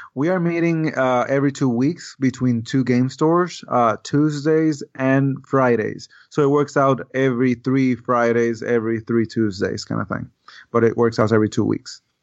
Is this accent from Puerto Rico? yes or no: yes; Puerto Rico; English is a second language; growing in Puerto Rico, I, I, you know, Spanish is the main language there. And I learned English by the time I was nine